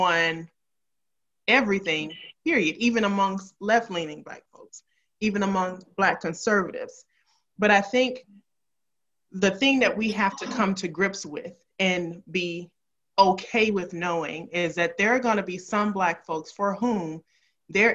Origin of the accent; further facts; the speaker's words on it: Memphis, Tennessee, United States; I grew up in Memphis